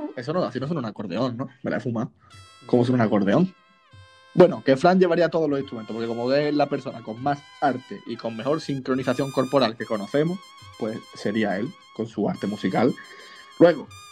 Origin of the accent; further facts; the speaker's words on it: San Pedro de Alcántara, Andalusia, Spain; es nuestro patrón del pueblo y porque yo adoro mi pueblo, San Pedro de Alcántara